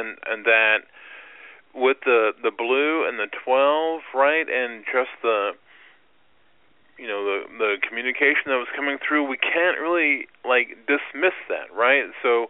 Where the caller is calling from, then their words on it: Illinois, United States; I'm from the Illinois area.